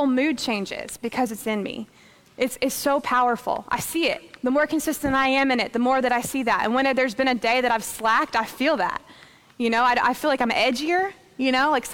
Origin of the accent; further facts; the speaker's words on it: United States; I'm an American over here